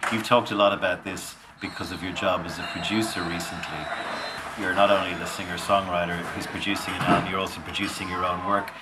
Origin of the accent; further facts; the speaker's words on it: Dublin, Leinster, Ireland; moved away as an adult; We grew up in South County Dublin.